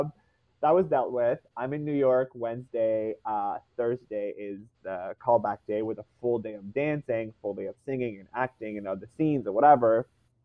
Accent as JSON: {"language": "English", "country": "Canada", "said": "I am one person from Canada."}